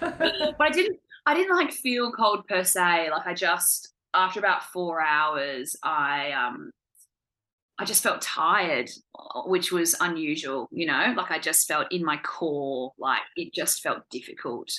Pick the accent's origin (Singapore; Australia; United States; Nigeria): Australia; Perth, Western Australia; moved away as an adult; now in Hobart, Australia; I'm uh, from Perth originally, but I've been living here for the past year